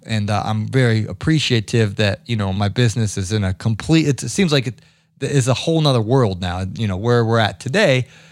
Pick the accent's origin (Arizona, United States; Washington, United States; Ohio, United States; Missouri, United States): Ohio, United States; growing up in Ohio